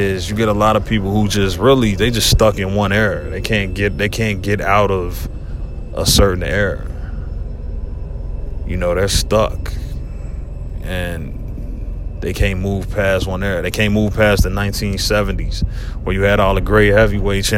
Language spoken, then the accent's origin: English; Cincinnati, Ohio, United States; my hometown, Cincinnati.